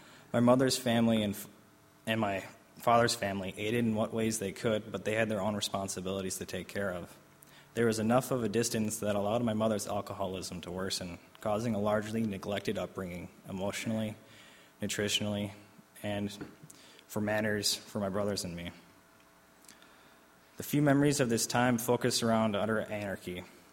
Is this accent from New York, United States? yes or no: yes; Albany, New York, United States; born there; I was born in 1989 in Albany, New York, into a broken home.